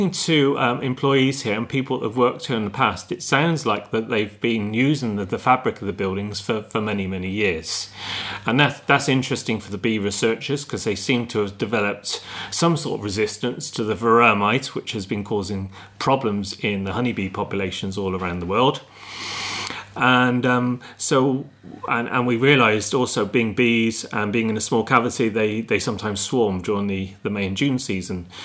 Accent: Stroud, South West England, United Kingdom; moved away as an adult; now in Ireland; I'm from Gloucestershire, um, place called Stroud. That's where my family were farming in the dairy farming.

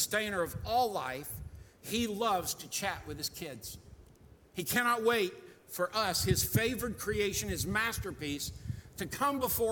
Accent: United States; also born or lived in Rhode Island / Daytona Beach, Florida; I grew up in Rhode Island and in Daytona Beach, Florida, on the ocean a lot

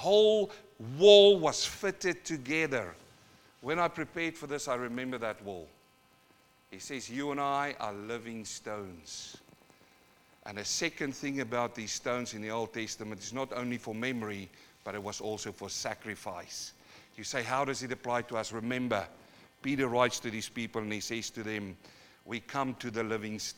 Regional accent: New Zealand; also born or lived in South Africa; now in Australia; I come from New Zealand, and I've got a few Maori bros there

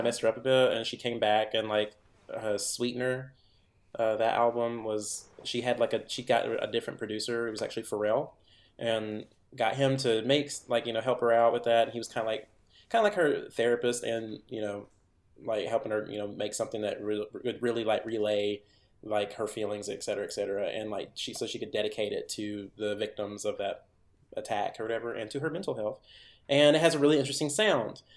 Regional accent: Henderson, Tennessee, United States; my hometown still had a theater that people could go to, and it wasn't just owned by the university

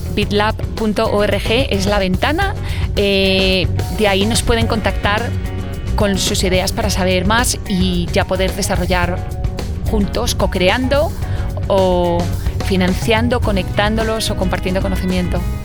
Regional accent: Spain; accent: Spanish; also born or lived in Belgium / Poland / Italy / United States; now in Washington, United States; nací en España, soy mitad holandesa. Eh, pasé mis primeros años en España

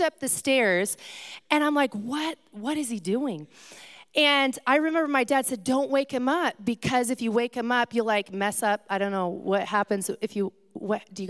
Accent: California, United States; I come from California

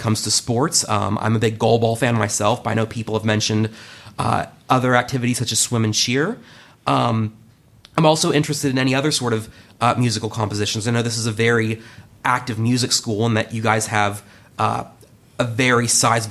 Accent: Charleston, West Virginia, United States; moved away as an adult; also born or lived in Romney, West Virginia; now in Columbus, United States; I'm from Charleston, West Virginia. I lived there and in the surrounding areas my entire life until 3 years prior.

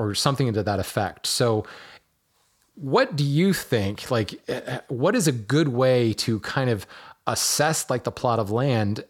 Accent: Hawaii, United States; I grew up in Hawaii

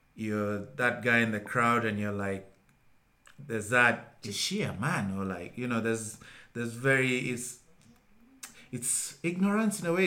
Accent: Kenya; I was the only Kenyan

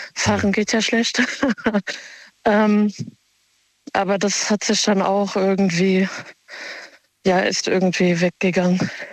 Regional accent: Germany; also born or lived in Offenbach / Mainz; ich bin Marokkanerin und bin aber hier geboren und aufgewachsen

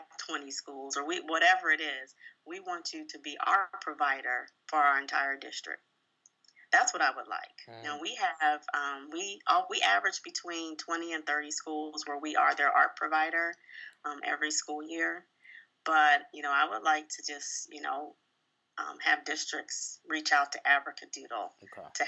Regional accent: Columbus, Ohio, United States; moved away as an adult; also born or lived in Chicago, Illinois / Indianapolis, Indiana / Atlanta, Georgia / Indiana; now in Detroit, United States; I'm originally from Columbus, Ohio

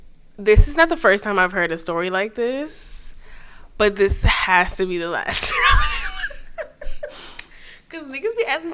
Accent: New York, United States; I'm from New York.

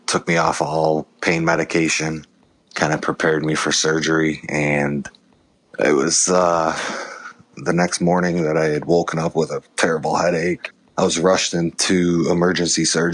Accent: Chicago, Illinois, United States; moved away as an adult; also born or lived in Las Vegas; I was born in Chicago, Illinois

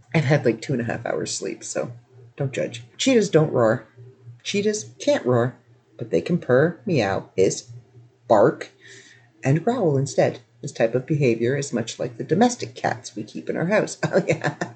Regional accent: Canada; I'm Canadian

